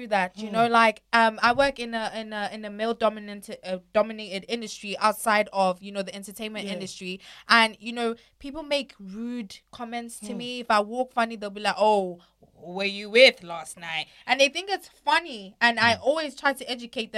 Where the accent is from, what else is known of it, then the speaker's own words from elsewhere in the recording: South Africa; I come from South Africa